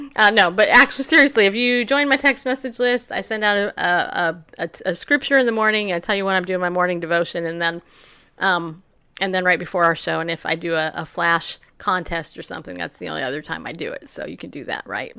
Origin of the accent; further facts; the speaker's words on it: California, United States; now in Tennessee, United States; I grew up in California